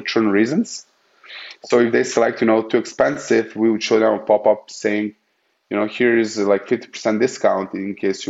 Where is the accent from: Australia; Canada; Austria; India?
Austria; you know, we are from Austria, so we work in the Central Eastern time zone